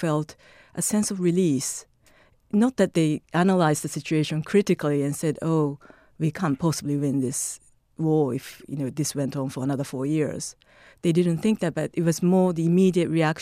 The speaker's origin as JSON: {"language": "English", "region": "Tokyo", "country": "Japan", "tie": "born or raised there", "said": "Tokyo. I was born and raised"}